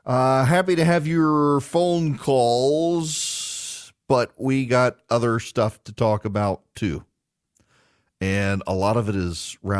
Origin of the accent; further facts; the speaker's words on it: Dubai, United Arab Emirates; so I grew up in Dubai.